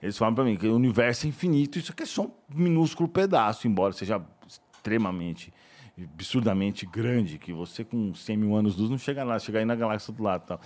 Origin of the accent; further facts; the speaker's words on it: São Paulo, Brazil; eu sou de São Paulo, né? Morava aqui, tá, Vila Mariana